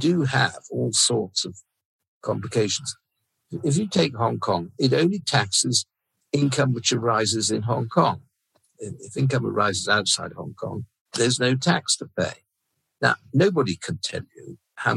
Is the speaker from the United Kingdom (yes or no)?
yes; Plymouth, South West England, United Kingdom; I grew up in Plymouth, a Cavalier town during the Civil War.